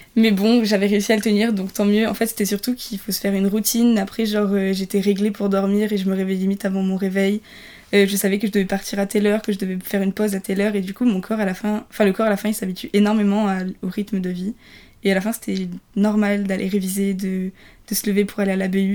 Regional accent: Nice, Provence-Alpes-Côte d'Azur, France; moved away as an adult; je viens de loin, je viens de Nice, donc j'ai déménagé

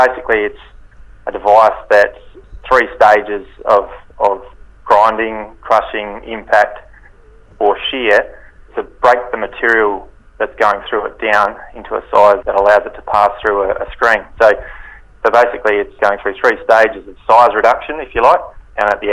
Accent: Kangaroo Island, South Australia, Australia; also born or lived in Adelaide; I'm from Kangaroo Island. I grew up here on a grain farm

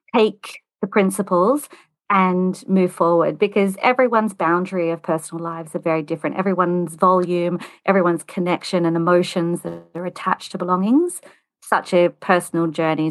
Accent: Australia; accent: Australian; moved away as an adult; now in United Kingdom; I'm Australian. You might be able to tell that from my accent. I've been in the U K for twenty-two years

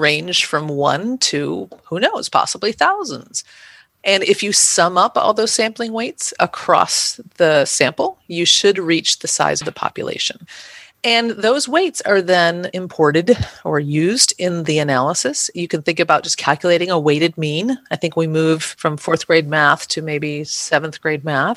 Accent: Midwest, United States; I'm a Midwesterner and I say strata

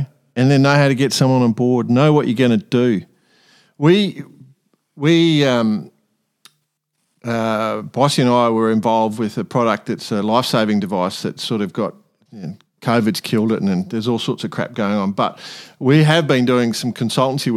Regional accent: Australia; we're Australian

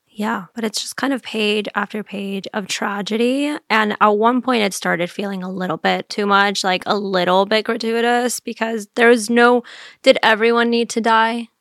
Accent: Miami, Florida, United States; moved away; I grew up in Miami

